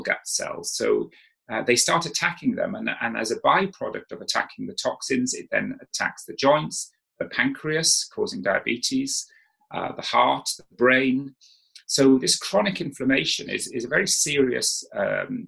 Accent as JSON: {"language": "English", "region": "South Wales", "country": "United Kingdom", "tie": "born or raised there", "said": "I didn't know what a herb was when I grew up in South Wales"}